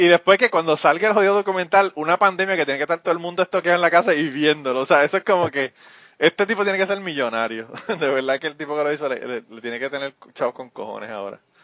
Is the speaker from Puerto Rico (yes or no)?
yes; Puerto Rico; moved away; soy de Puerto Rico